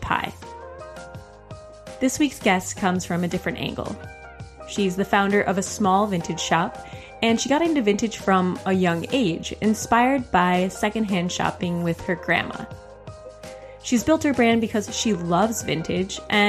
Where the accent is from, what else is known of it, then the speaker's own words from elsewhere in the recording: Wisconsin, United States; growing up in Wisconsin